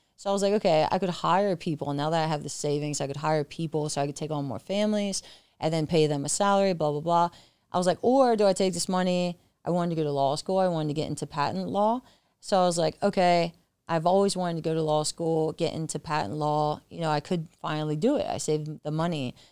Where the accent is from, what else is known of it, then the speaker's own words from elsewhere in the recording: York, Pennsylvania, United States; moved away as an adult; now in San Diego, United States; I'm originally from York, Pennsylvania, small country town.